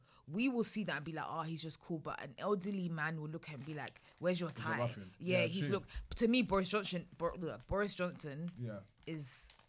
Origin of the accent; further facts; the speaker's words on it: United Kingdom; I'm not American, I'm from the UK.